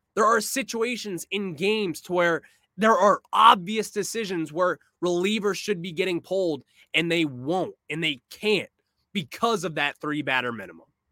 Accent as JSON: {"language": "English", "country": "United States", "said": "I am American"}